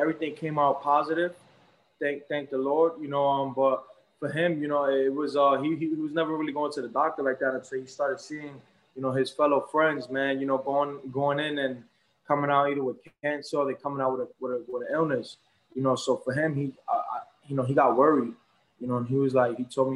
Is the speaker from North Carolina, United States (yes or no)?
no; New York, United States; also born or lived in Brooklyn; I'm Puerto Rican and I'm from New York